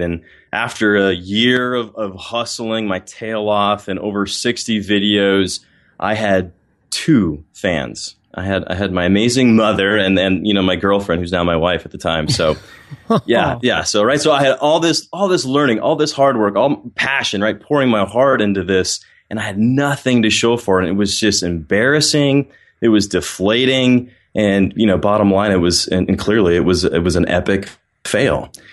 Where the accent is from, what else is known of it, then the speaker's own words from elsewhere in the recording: Littleton, Colorado, United States; also born or lived in Ohio; now in Atlanta, United States; originally, I grew up in Littleton, Colorado, right outside Denver